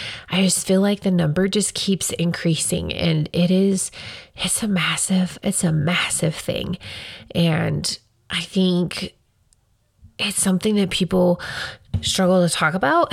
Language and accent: English; Casper, Wyoming, United States; I grew up right here in Casper. All of my earliest memories are mostly from here